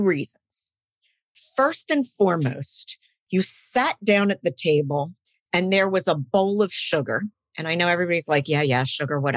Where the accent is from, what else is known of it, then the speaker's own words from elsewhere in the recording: Philadelphia, Pennsylvania, United States; I grew up in Philadelphia, and my mother was from England